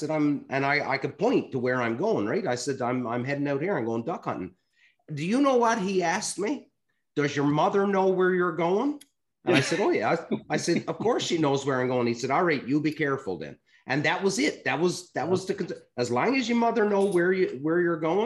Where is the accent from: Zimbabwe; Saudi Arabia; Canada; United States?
Canada; Newfoundland and Labrador; Growing up in Newfoundland